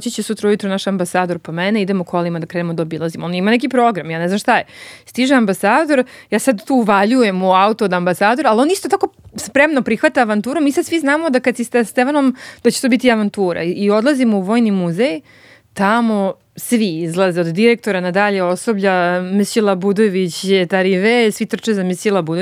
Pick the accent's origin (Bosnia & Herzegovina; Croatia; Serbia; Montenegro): Serbia; Belgrade; i ja sam iz Beograda